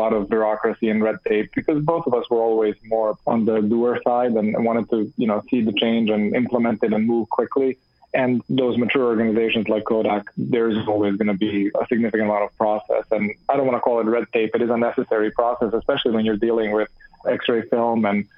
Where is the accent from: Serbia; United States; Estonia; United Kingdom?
Serbia; Belgrade; moved away as an adult; also born or lived in Canada; I grew up in Belgrade